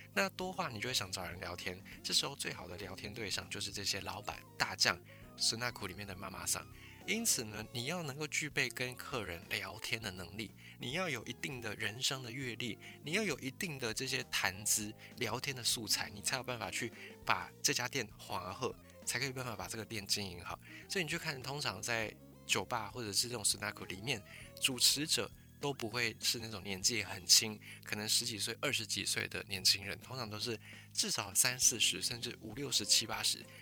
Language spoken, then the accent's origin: Chinese; Taiwan; 我就是一个台湾人